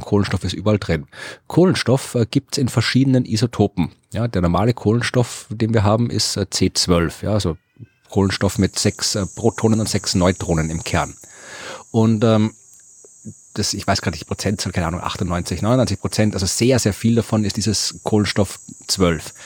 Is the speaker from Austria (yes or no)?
yes; Krems, Lower Austria, Austria; born or raised there